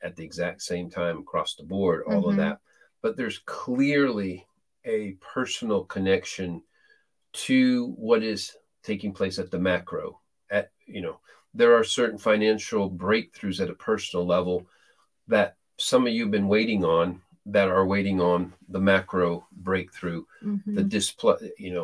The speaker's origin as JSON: {"language": "English", "country": "Peru", "tie": "born or raised there", "moved": "as an adult", "said": "I was born and raised in Peru, South America, lived most of my first 18 years there"}